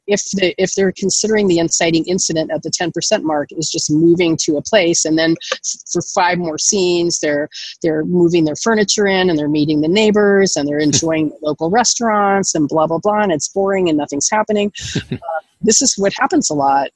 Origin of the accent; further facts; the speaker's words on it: Los Angeles, California, United States; I grew up in Los Angeles with a screenwriter, producer, mother.